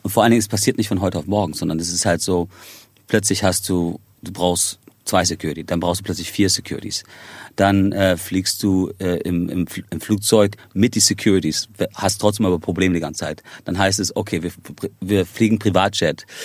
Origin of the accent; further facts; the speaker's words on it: Ireland; also born or lived in Spain; Irland ist für mich zu Hause. Also ich meine, ich, ich habe einen irischen und amerikanischen Pass. Ähm, ich bin in Spanien geboren, ähm, habe aber zu Spanien selber nicht wirklich eine Verbindung